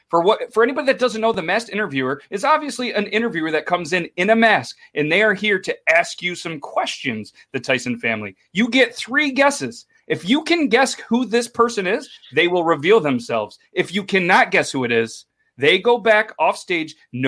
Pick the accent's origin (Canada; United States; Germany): Canada; accent: Canadian; Math. No, meth. Oh, okay. It's my Canadian accent.